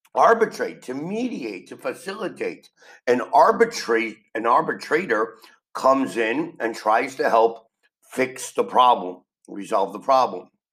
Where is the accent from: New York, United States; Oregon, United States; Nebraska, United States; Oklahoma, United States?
New York, United States; New York City; I am from New York City, and in reality, I never really dealt with racial abuse because New York City is a city with people from the entire world and I've always went to school with children from every country on the planet.